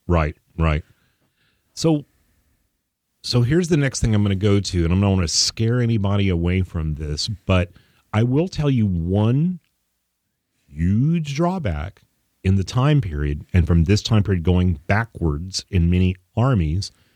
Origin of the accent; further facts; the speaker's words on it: Texas, United States; we're from Texas